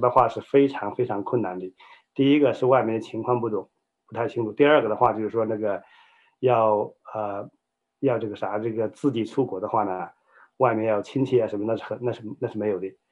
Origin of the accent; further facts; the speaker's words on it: China; moved away; 我呢，在中国这个大陆长大，你知道中国大陆的话，以前是社会主义国家，我在一个无神论这样的家庭背景下长大，家中呢，我是老二